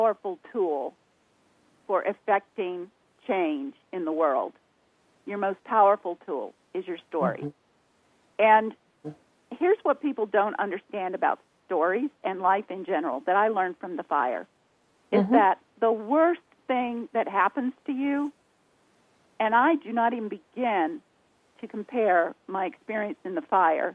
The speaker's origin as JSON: {"language": "English", "region": "the South", "country": "United States", "accent": "Southern drawl", "said": "people can tell by the way we talk. We're from the South"}